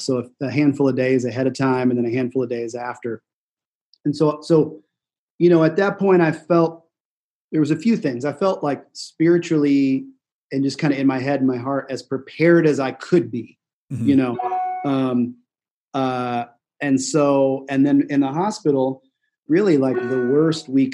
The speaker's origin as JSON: {"language": "English", "town": "Kansas City", "country": "United States", "tie": "born or raised there", "said": "had friends that I grew up with in Kansas City"}